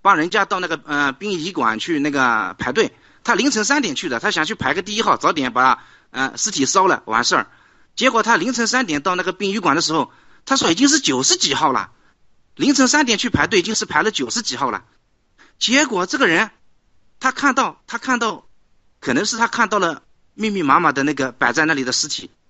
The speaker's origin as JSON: {"language": "Chinese", "country": "China", "said": "我们中国人一旦脱离了中共，几个月这个人的面貌就能发生翻天覆地的变化。"}